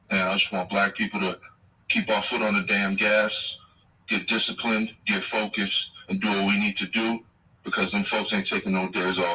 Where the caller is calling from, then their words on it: Washington, District of Columbia, United States; of Washington, D.C., my brother.